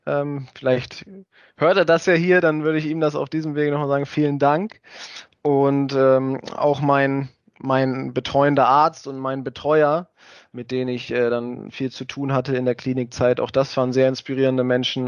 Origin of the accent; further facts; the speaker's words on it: Germany; moved away as an adult; also born or lived in Lübeck; ich als einer der wenigen äh, äh höher gespielt habe, die aus Pferden kommen